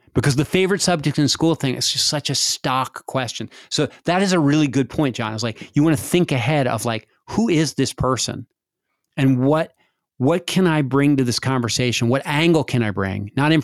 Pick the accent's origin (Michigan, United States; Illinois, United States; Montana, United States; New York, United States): Montana, United States; I was raised in Montana where not many people that from this area were raised.